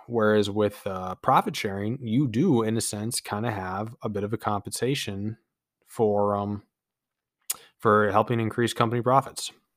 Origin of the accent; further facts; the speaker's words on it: United States; we as American peoples